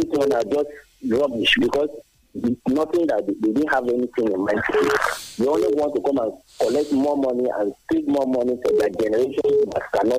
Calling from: Addis Ababa, Ethiopia

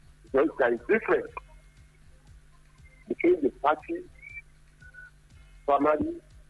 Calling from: Anambra, Nigeria; In Anambra.

